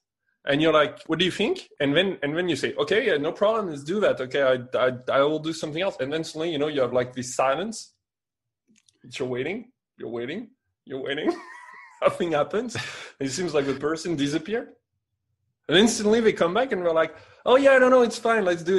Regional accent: England, United Kingdom; accent: English; now in Spain; I know I'm going to say it with my English accent. Patatas bravas, you know.

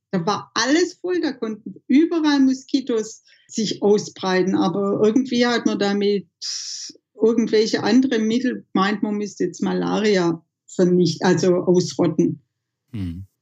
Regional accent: Southern Germany, Germany; für mich ist Heimat schon hier Süddeutschland, wo ich aufgewachsen bin, wo ich kulturell geprägt bin

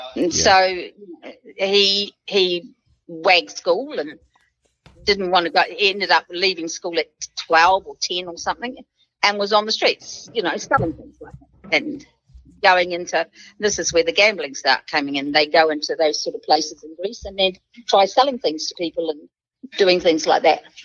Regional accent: New Zealand; I'm a New Zealander.

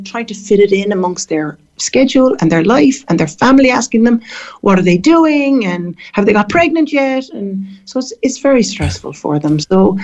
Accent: Cork, Munster, Ireland; moved away as an adult; also born or lived in Dublin, Ireland / San Francisco, United States; now in Barbados; I'm from Cork, but I went to Dublin, to the Adelaide, to do my nursing

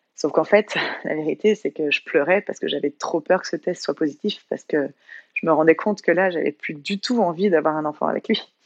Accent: Bordeaux, Nouvelle-Aquitaine, France; moved away as an adult; also born or lived in Courchevel; now in Avignon, France; à la base, je viens de Bordeaux

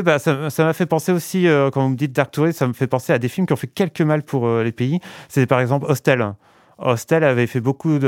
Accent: Valenciennes, Hauts-de-France, France; moved away; je suis né à Valenciennes, j'ai passé 20 ans de ma vie à Valenciennes.

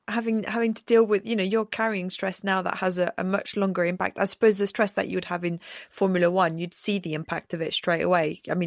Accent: France; now in England, United Kingdom; I'm a French person in England and I'm an English person in France.

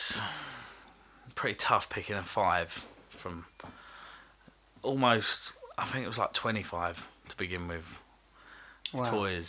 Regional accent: London, United Kingdom; now in Romford, United Kingdom; I've lived in Romford for about 8 years. And, I'm originally from Bethnal Green. East End

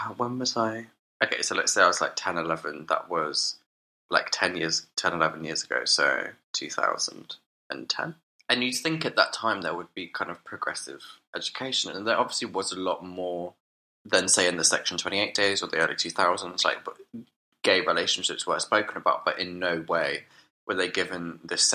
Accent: Dorchester, South West England, United Kingdom; now in London, United Kingdom; I grew up in Dorchester, to be precise, the county town of Dorset

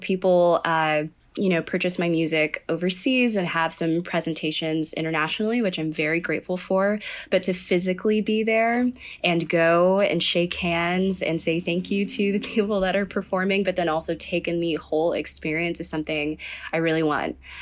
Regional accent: Sugar Land, Texas, United States; I am from Sugarland, Texas, and I grew up in kind of a musical tradition

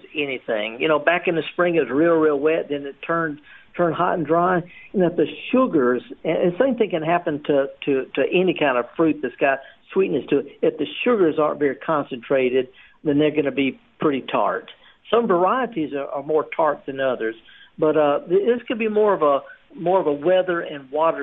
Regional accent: the Mississippi Delta, United States; moved away; I'm from the Delta

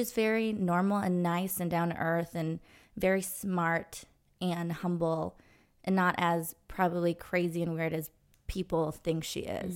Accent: Los Angeles, California, United States; I grew up in Los Angeles

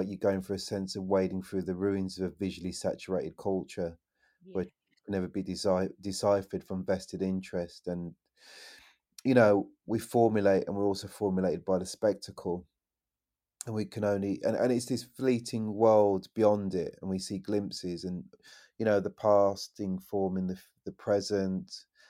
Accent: West Midlands, United Kingdom; You know, I come from the West Midlands, you know, and Enoch Powell

